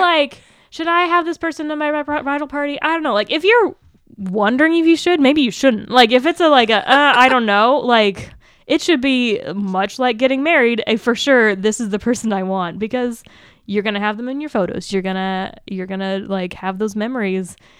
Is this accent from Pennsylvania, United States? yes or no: no; Seattle, Washington, United States; moved away; I'm from the Seattle area